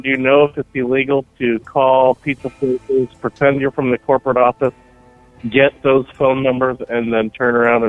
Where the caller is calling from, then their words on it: Manteca, California, United States; … from Manteca, California.